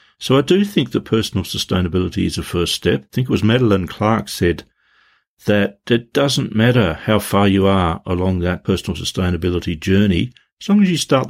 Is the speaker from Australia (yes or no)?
yes; Tasmania, Australia; I grew up in Tasmania, and around the 80s, we had the Hydroelectric Corporation, which was the energy company that ran Tasmania.